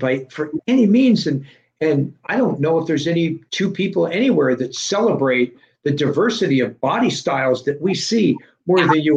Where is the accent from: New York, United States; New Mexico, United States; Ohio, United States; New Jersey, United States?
New York, United States; moved away; I grew up in New York